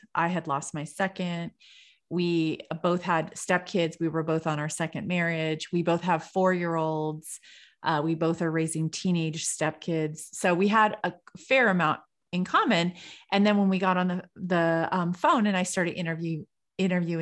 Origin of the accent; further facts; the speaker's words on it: California, United States; I'm from California